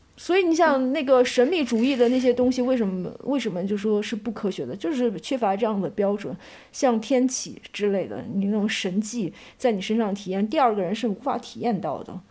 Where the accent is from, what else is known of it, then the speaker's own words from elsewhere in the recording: China; 我们中国人